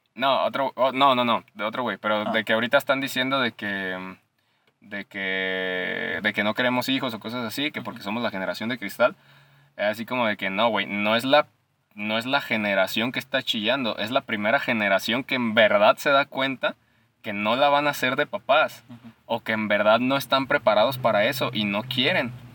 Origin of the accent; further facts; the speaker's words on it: Mexico; Como buen mexicano